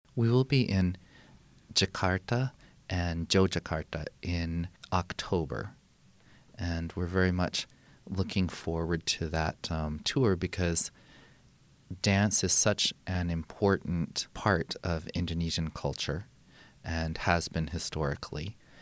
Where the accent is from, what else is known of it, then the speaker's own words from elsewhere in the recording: Santa Fe, New Mexico, United States; also born or lived in Carmel, California; I really grew up in Santa Fe with all of its rarities and oddities